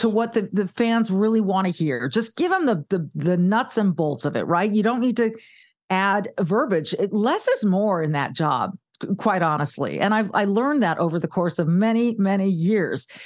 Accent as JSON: {"language": "English", "region": "Southern California", "country": "United States", "tie": "born or raised there", "also_born_or_lived": "Charlotte, North Carolina", "moved": "yes", "lives_now": "Midwest, United States", "said": "I grew up in Southern California"}